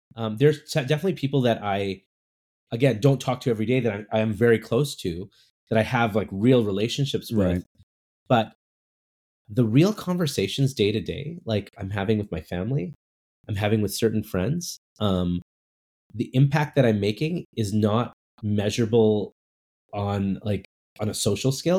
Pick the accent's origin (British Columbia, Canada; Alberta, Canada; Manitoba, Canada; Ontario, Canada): British Columbia, Canada; Burnaby; also born or lived in Vancouver; I grew up I grew up in cool. Burnaby. Uh nice uh, and you know, I was born in Vancouver, so but my parents were from India